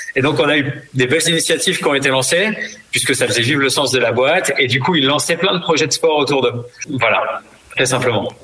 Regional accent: the South-West, south-west France, France; moved away; also born or lived in Madagascar; je suis originaire du Sud-Ouest

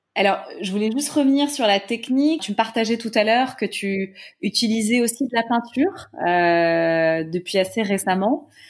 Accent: Paris, Île-de-France, France; je suis parisienne

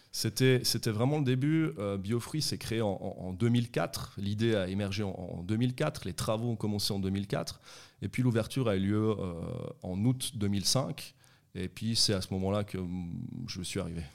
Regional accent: Vétroz, Valais, Switzerland; also born or lived in Sion / Conthey; j'ai toujours vécu euh, en vallée à Sion, puis après j'ai grandi à Vétro, j'ai fait mes écoles à Vétro et, et à Comté

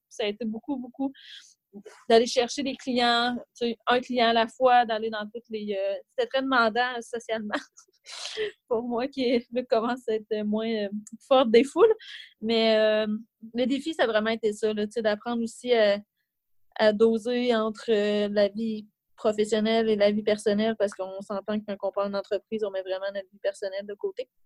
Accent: Trois-Rivières, Quebec, Canada; moved away as an adult; also born or lived in Montreal; quand je suis revenue euh, à Trois-Rivières, parce que je viens de Trois-Rivières

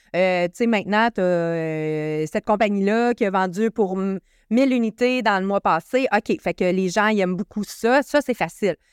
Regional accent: Canada; moi, en tant que Canadien

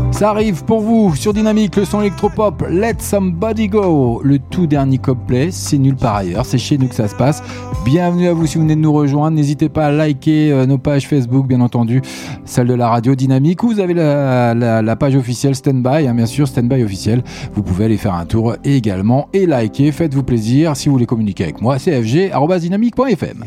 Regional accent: France; Je suis français.

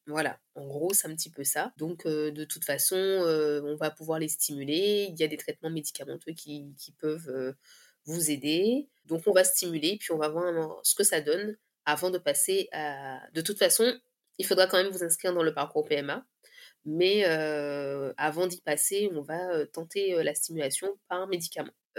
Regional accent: Guadeloupe; je viens de la Guadeloupe

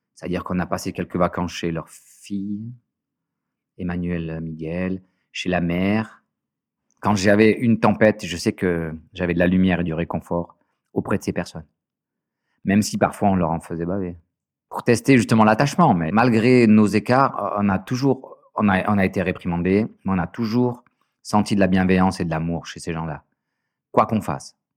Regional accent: Marseille, Provence-Alpes-Côte d'Azur, France; J'étais dans une école privée, une des meilleures écoles de Marseille. Tout ça euh, financé par, euh, bah, par le foyer

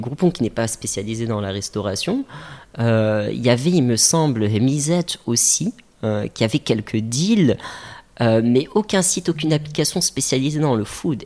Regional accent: Casablanca, Casablanca-Settat, Morocco; j'ai grandi à Casa effectivement. Euh, on s'est installé à Casa avec ma famille. J'avais l'âge de 6 ans. j'ai grandi ici

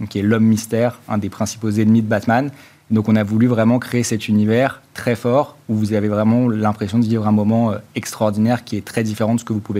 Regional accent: Normandy, France; En fait, initialement, on est originaire de Normandie.

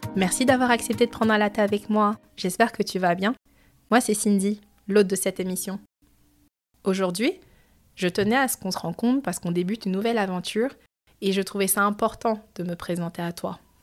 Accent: France; moved away as an adult; now in Montreal, Canada; je suis née en France, j'ai grandi en France et je suis d'origine cambodgienne et chinoise

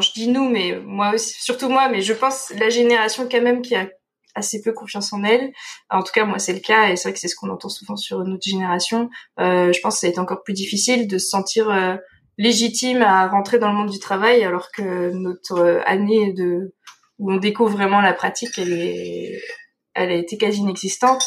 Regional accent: Dordogne, Nouvelle-Aquitaine, France; moved away as an adult; also born or lived in Nantes; moi je viens de Dordogne

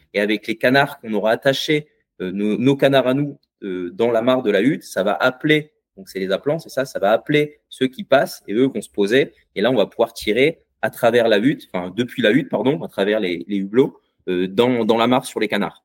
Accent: Bay of the Somme, Hauts-de-France, France; je viens, de la baie de Somme

